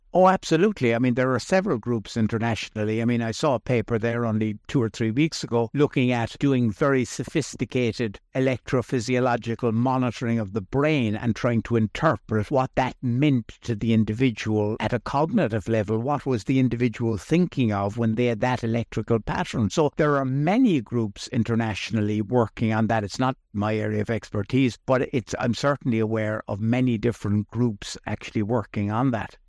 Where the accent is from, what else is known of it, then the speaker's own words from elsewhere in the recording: Ireland; I grew up here in Ireland